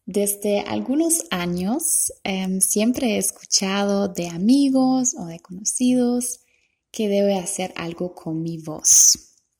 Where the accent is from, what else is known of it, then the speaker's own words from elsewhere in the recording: Germany; Spanish is a second language; moved away; also born or lived in Costa Rica; Yo soy alemana